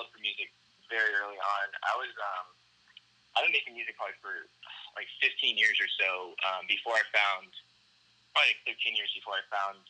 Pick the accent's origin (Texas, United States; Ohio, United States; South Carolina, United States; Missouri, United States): South Carolina, United States; Hilton Head; moved away as an adult; also born or lived in Virginia; now in Dallas, United States; I'm from a small island called Hilton Head there. I grew up there. I was actually born in Virginia, but I lived there, like, pretty much since I was a baby.